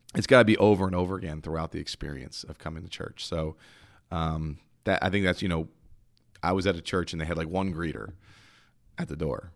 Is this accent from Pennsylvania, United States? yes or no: yes; Philadelphia, Pennsylvania, United States; I'm from Philly. I'm the Northeast.